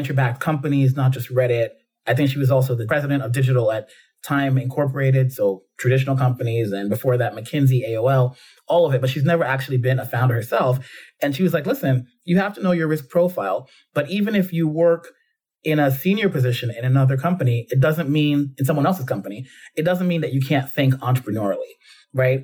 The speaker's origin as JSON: {"language": "English", "town": "New York City", "region": "New York", "country": "United States", "tie": "born or raised there", "also_born_or_lived": "Jamaica / London, United Kingdom", "moved": "as an adult", "lives_now": "United Kingdom", "said": "growing up in the Bronx"}